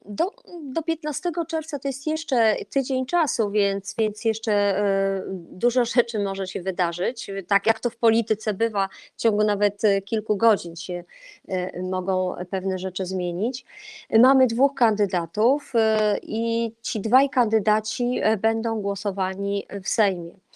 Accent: Olsztyn, Warmian-Masurian Voivodeship, Poland; jestem z Warmii Mazur, jestem z Olsztyna

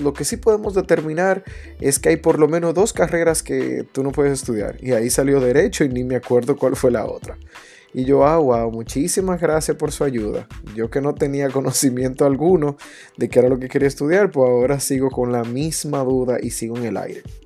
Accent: Santiago de los Caballeros, Santiago, Dominican Republic; en mi infancia en Santiago, que, es de la ciudad donde provengo

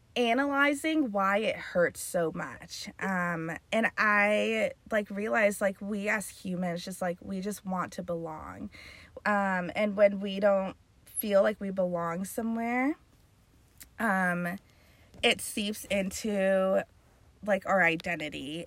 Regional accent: Carlsbad, California, United States; born and raised in Carlsbad

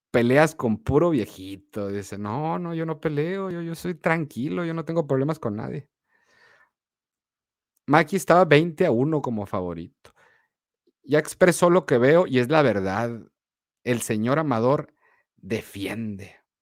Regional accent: Mexico; Estuvo muy bien que ganara el español para que la próxima, como mexicanos, no estar subestimando el rival.

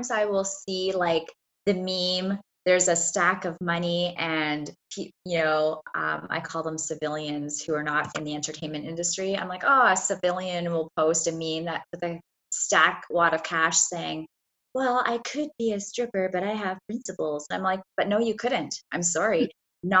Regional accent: Canada; I'm from Canada

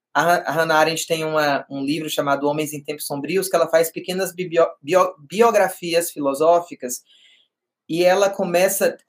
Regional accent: Vitória da Conquista, Bahia, Brazil; moved away as an adult; now in São Paulo, Brazil; eu sou do interior da Bahia, de uma cidade é, de porte médio, né, a terceira maior da Bahia

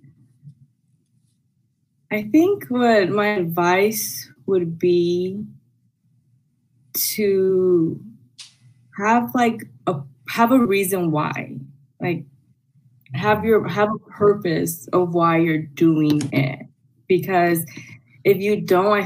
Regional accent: Los Angeles, California, United States; I was born and raised in El Sereno

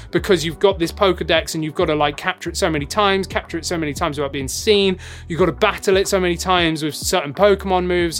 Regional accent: England, United Kingdom; I'm English

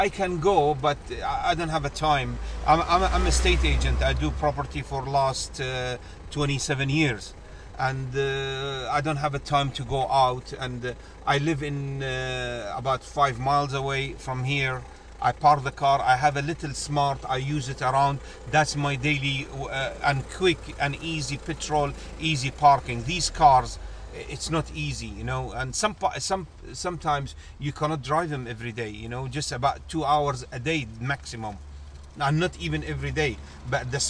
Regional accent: Kuwait; moved away as an adult; also born or lived in Oxford, United Kingdom; now in London, United Kingdom; I was born in Kuwait. I'm from Kuwait

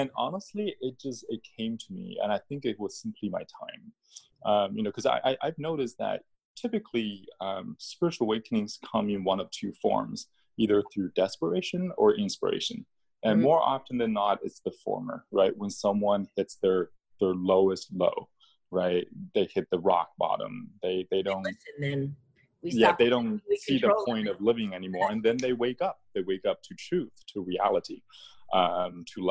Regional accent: China; moved away; I was born in China, so coming from a communist country, I was taught to not believe in anything in the spiritual

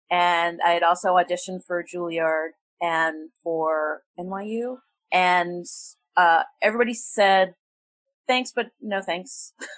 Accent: suburban Maryland, United States; also born or lived in Washington, D.C. / New York City; I spent most of my formative years in suburban Maryland from age four.

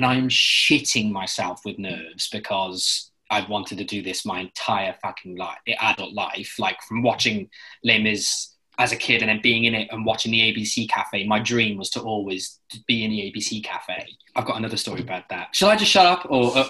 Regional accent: London, United Kingdom; I said, oh, I'm doing a play. I'm doing a play. I'm here from London.

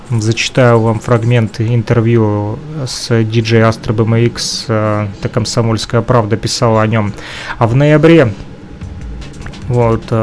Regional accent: Ukraine; Но это же Россия. Я вряд ли смогу тут работать. Разрешение какое-то надо. Я же из Украины.

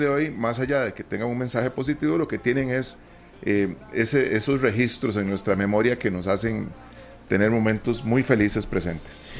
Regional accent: Costa Rica; nosotros como costarricenses

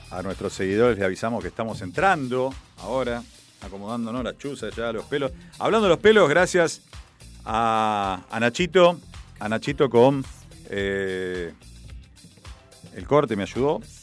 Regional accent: Argentina; Somos argentinos

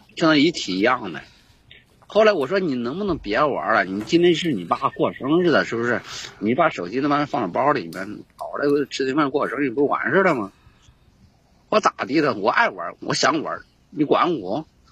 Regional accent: Henan, China; moved away as an adult; now in Guangxi, China; 我是河南人，我是啊。 呃，从河南到广西这边

